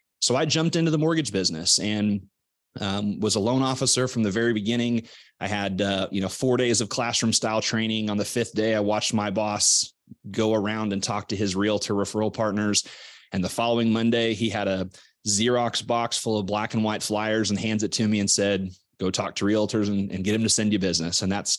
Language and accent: English; Missouri, United States; You know, I grew up in Southwest Missouri. My dad was a builder. My mom was a teacher.